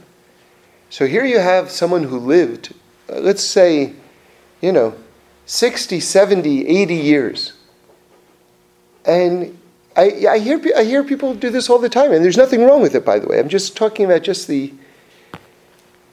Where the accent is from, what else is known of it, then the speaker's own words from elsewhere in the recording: New York City, New York, United States; growing up in New York City